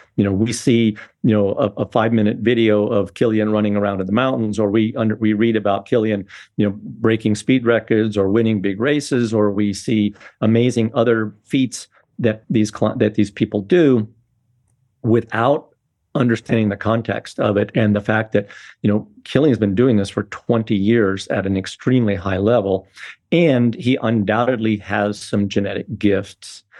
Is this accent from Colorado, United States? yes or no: yes; Boulder, Colorado, United States; I've been growing up in Boulder, Colorado in the sixties.